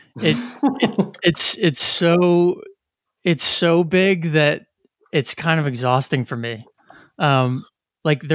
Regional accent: New Jersey, United States; In middle school, high school, growing up in New Jersey

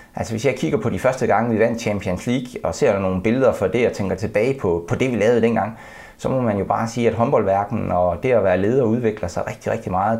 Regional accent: Denmark; som dansker

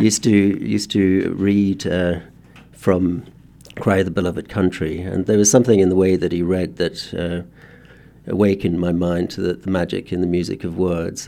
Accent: South Africa; as a boy in South Africa that, uh, being schooled in a white, uh, context under apartheid

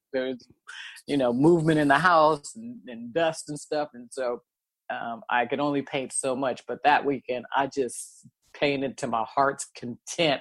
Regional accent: Oakland, California, United States; I was born and raised in Oakland

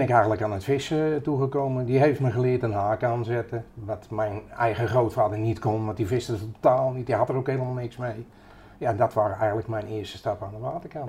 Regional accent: Utrecht, Netherlands; En opgegroeid in Utrecht. naar school gegaan in Utrecht, leren vissen in Utrecht

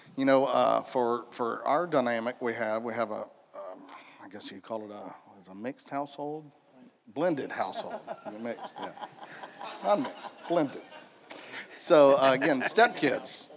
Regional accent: United States; I was born here in Polk County, raised in Polk County, kind of moved around a little bit when I was in my 20s, and now I'm back home.

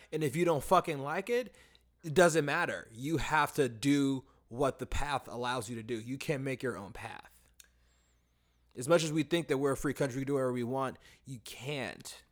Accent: United States; the issues that we face as American people in, in our education system

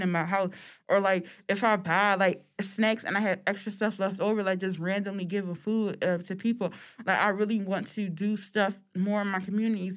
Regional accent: United States; we're American

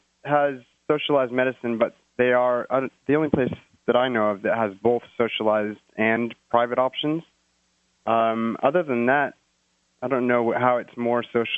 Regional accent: United States; now in Australia; My wife and I here in Australia, we are Free State Project members because I am American

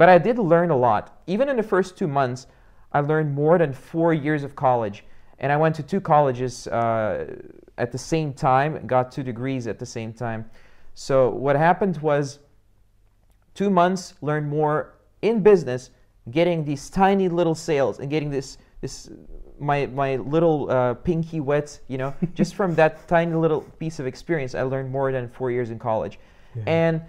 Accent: Belgium; English is a second language; also born or lived in Russia; because I was born in Russia in the 80s. I prefer not to say my age, but you guys can do the math. And we got out of there, of course, you know, as soon as the doors opened, just got out of there. And I grew up in Belgium in just a small town.

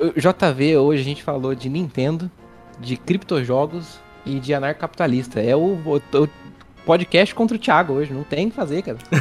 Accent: São José dos Campos, São Paulo, Brazil; da minha região aqui de São Paulo, que eu sou de São José dos Campos

